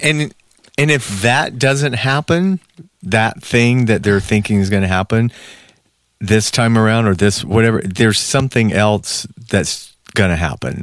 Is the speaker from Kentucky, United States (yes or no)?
no; Georgia, United States; moved away as an adult; now in Los Angeles, United States; I'm sitting there from Georgia